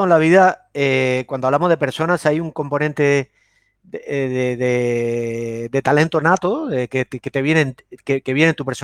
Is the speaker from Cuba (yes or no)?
yes; Cuba; also born or lived in Córdoba, Argentina; now in Spain; realmente yo no, yo no nací en, Argentina, yo nací en Cuba. Pero, y tuve una infancia, tuve ocho, viví ocho o nueve años en Argentina, en Córdoba, efectivamente, y, después me regresé a Cuba.